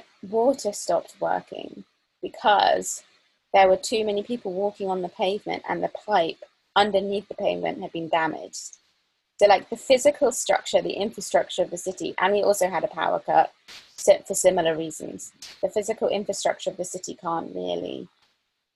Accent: near Glastonbury, South West England, United Kingdom; first language English; I grew up near Glastonbury Festival

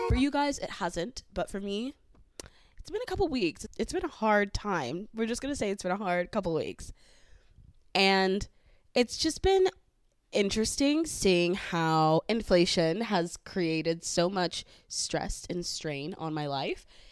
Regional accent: the Valley, California, United States; accent: valley; I am from the valley, so I will have a valley accent.

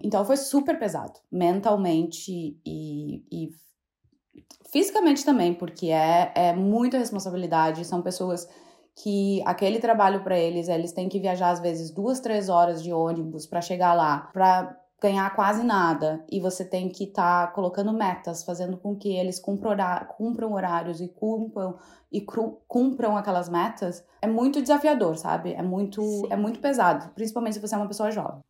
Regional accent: Santa Maria, Rio Grande do Sul, Brazil; moved away as an adult; also born or lived in Jaguari / Porto Alegre; now in London, United Kingdom; Na verdade, eu nasci em Jaguari, que é uma cidade muito do interior do Rio Grande do Sul. Uh, mas eu morei minha vida na minha adolescência e minha infância toda em Santa Maria

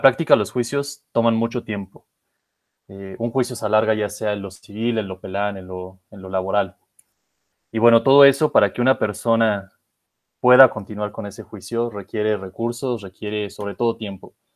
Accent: Mexico; somos una comunidad mexicana

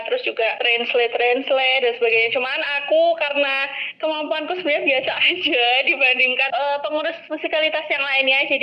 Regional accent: Yogyakarta, Special Region of Yogyakarta, Indonesia; accent: medok; Terus aku kelihatan banget ya dari suaranya dah medok banget jadi pasti aku dari Jogja

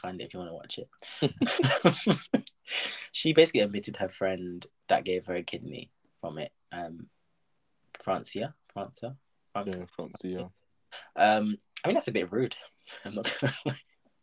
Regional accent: United Kingdom; we are Black British

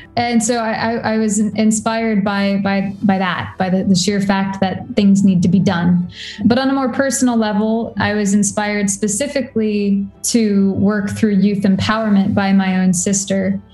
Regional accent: Warrenton, Virginia, United States; also born or lived in Washington, D.C.; I grew up in Warrenton, Virginia, which is a, a rural county in, in um, the eastern side of America

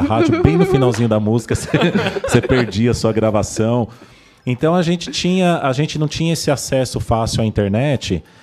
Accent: Vila Gerty, São Paulo, Brazil; eu nasci aqui na Vila Gerte

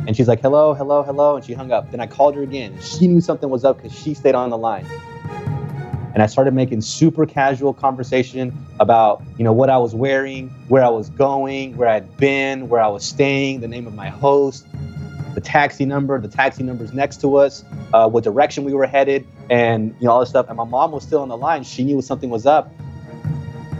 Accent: Texas, United States; English is a second language; I'm from Texas

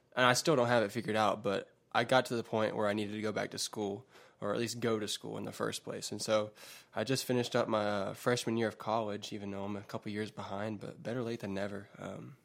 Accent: West Georgia, United States; I'm from the West Georgia area, uh, and have lived here for a while now, most of my life

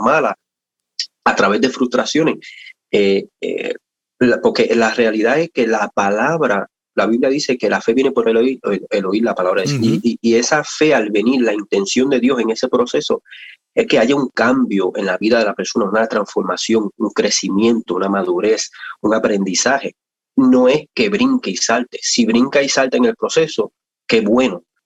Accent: Puerto Rico; somos de Puerto Rico y pues desde, desde niño, ¿verdad? Mi, mi, mi mamá especialmente nos crió en el Evangelio

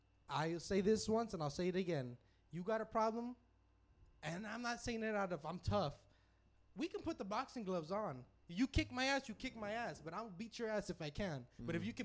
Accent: Laredo, Texas, United States; Texas, because I refuse to say that we're from Laredo

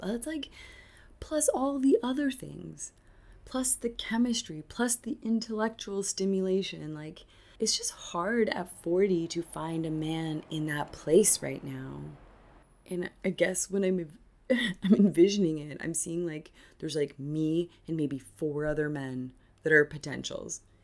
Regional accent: Canada; now in Argentina; I'm Canadian

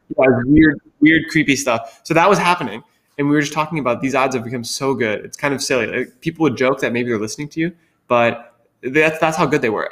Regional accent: Wisconsin, United States; moved away as an adult; also born or lived in Philadelphia; I grew up in Wisconsin, which is where my family lives, where I went to high school.

